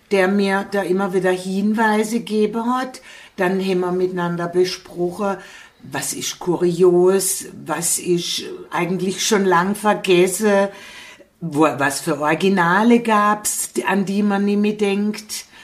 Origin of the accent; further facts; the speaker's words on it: Gutach, Baden-Württemberg, Germany; now in Hausach, Germany; Ich bin ja von Gutach nach Hausach gekommen